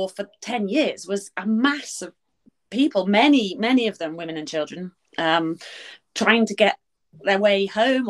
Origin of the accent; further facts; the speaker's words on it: United Kingdom; I'm British